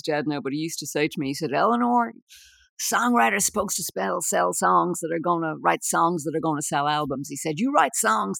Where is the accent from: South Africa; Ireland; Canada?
Ireland; Dublin, Leinster; Well, I was born and bred there, but my parents would have come from, they were both from Dublin, but they different parts of Dublin.